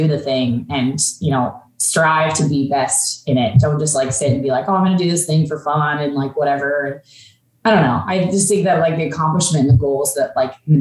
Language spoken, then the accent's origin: English; Olympia, Washington, United States; I grew up in Olympia, pretty much in like kind of the outskirts of Olympia